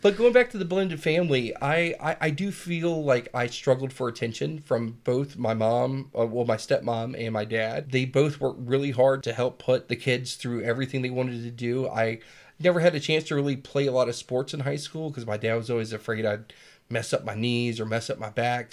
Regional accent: South Carolina, United States; moved away; also born or lived in San Diego, California; I was born in Southern California, San Diego. Uh, raised a few, few years there until my parents got a divorce and my father took me to South Carolina.

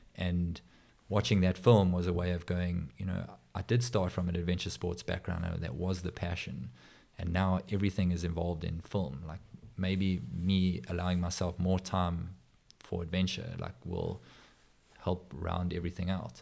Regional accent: South Africa; also born or lived in Johannesburg / Durban; as a South African

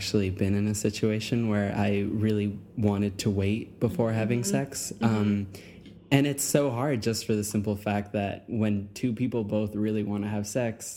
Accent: Long Beach, California, United States; I'm from Long Beach. I grew up in Long Beach

